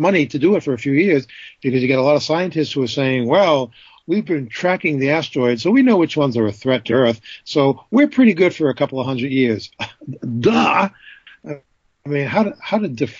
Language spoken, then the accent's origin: English; New Hampshire, United States; growing up in New Hampshire